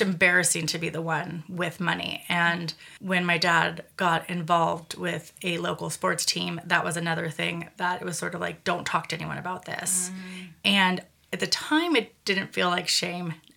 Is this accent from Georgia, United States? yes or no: no; Redwood City, California, United States; where I grew up in Redwood City, and then where I moved